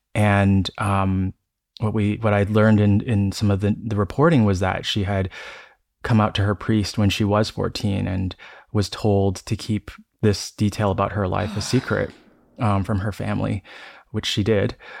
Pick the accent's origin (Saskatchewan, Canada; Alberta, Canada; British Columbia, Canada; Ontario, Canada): Ontario, Canada; Toronto; also born or lived in Denver; now in San Francisco, United States; I grew up in Toronto, and I um, I'm currently in between San Francisco and Denver